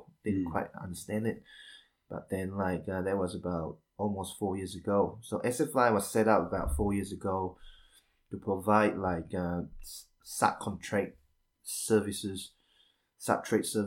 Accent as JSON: {"language": "English", "country": "Malaysia", "also_born_or_lived": "Wellington, New Zealand", "moved": "as an adult", "lives_now": "New Zealand", "said": "I'm originally from Malaysia"}